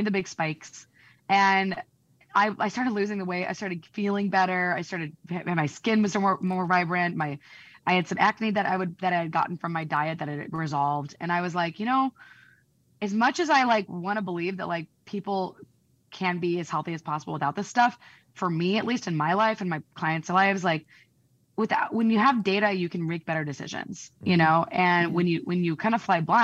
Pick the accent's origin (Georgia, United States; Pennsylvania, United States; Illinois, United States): Illinois, United States; Peoria; moved away; I'm from Peoria, Illinois. So I can say that because I'm from there